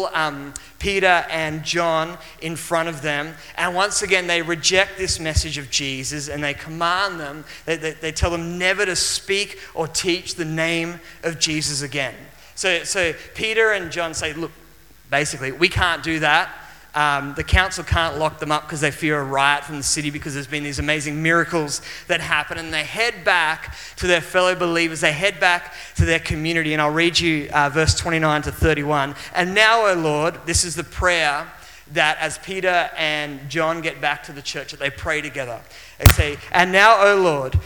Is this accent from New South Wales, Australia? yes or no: yes; Maitland, New South Wales, Australia; I traveled from my hometown, which was Maitland, which is in the Hunter Valley of New South Wales